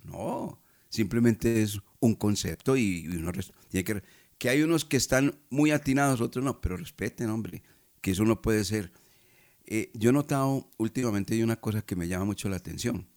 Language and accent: Spanish; Colombia; Yo también soy colombiano, común y corriente